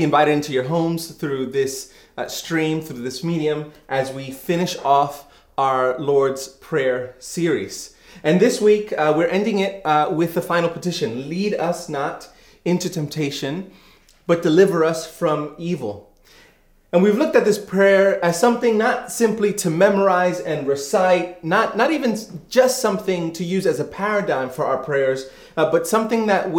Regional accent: New York City, New York, United States; moved away; I grew up in New York City

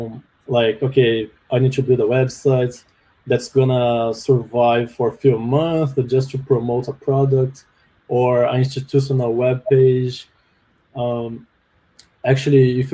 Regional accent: Brazil; English is a second language; moved away as an adult; also born or lived in Canada; now in Vancouver, Canada

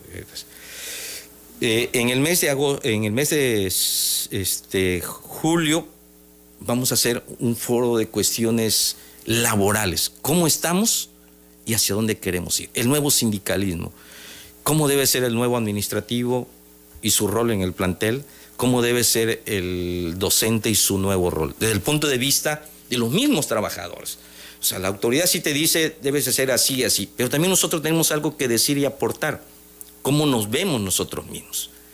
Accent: Tabasco, Mexico; yo soy tabasqueño, ¿no? 100%

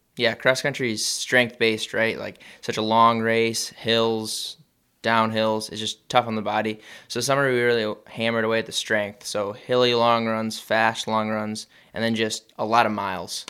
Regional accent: George, Iowa, United States; moved away; I'm from George, but yeah, we're co-op with George Little Rock.

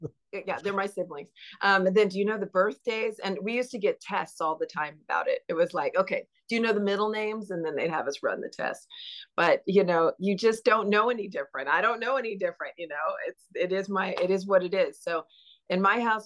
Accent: Mission Viejo, California, United States; I grew up in Mission Viejo, California, and I am the third oldest of 14 kids

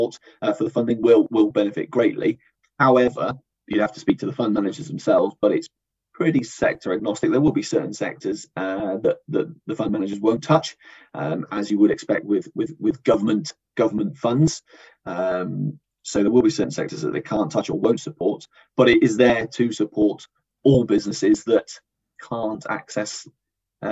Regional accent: Bristol, South West England, United Kingdom; I'm from Bristol

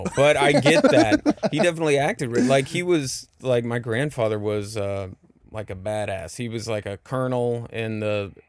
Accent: Austin, Texas, United States; I grew up in an area called Westlake.

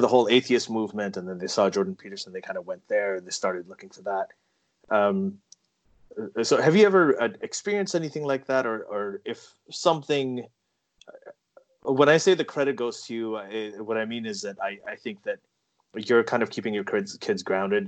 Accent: Saudi Arabia; now in Toronto, Canada; growing up in Saudi Arabia

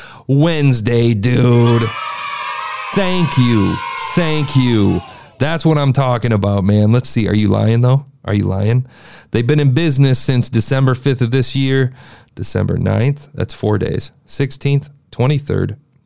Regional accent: Midwest, United States; I'm from the Midwest

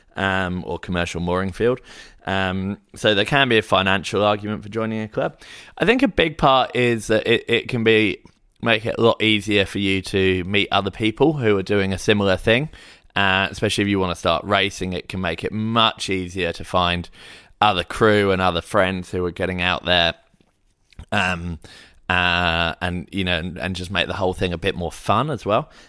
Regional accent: Hayling Island, South East England, United Kingdom; now in Sydney, Australia; I grew up in Hailing Island sailing club

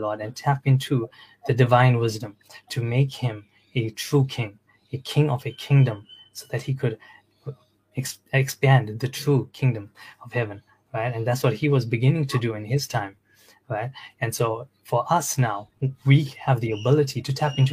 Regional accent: South Africa; now in Australia; I'm from Australia. I'm originally from South Africa, and I came here to Australia

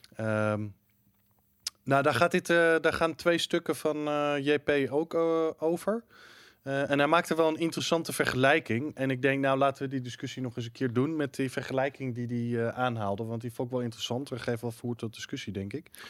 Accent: Netherlands

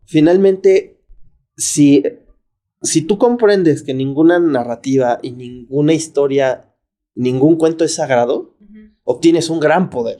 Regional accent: Mexico; en mi país

